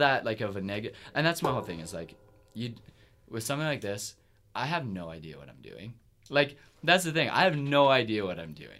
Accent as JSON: {"language": "English", "town": "Kingston", "region": "Ontario", "country": "Canada", "tie": "born or raised there", "moved": "yes", "said": "my hometown's Kingston"}